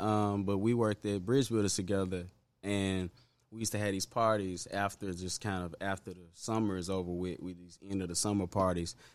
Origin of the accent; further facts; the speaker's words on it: Memphis, Tennessee, United States; also born or lived in Binghamton, Memphis / Hyde Park, Memphis; Raleigh, primarily, um, I grew up in Raleigh mostly.